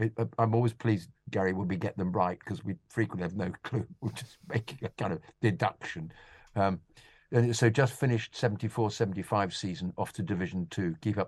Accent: Nottingham, East Midlands, United Kingdom; Growing up in Nottingham, I was the only Chelsea fan in a 2,000 pupil all-male comprehensive school.

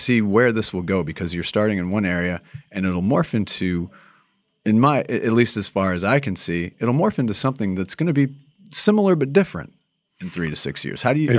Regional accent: Minnesota, United States; born there; I was born outside of Minneapolis.

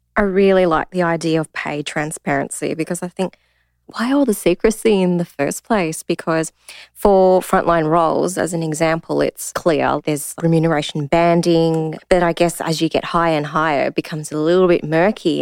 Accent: Australia; I identify as Asian Australian. I'm born here, bred here

